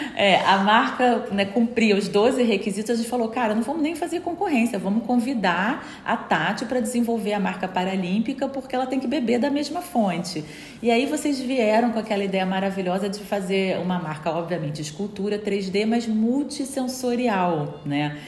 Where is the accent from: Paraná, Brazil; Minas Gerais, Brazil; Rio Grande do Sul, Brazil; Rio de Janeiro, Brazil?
Rio de Janeiro, Brazil; moved away as an adult; now in Portugal; como brasileira, carioca, apaixonada que eu sou pela cidade